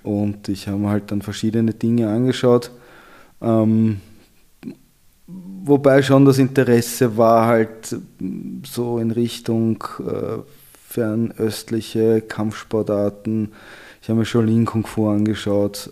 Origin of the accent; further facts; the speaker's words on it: Vienna, Austria; Ich bin in Wien aufgewachsen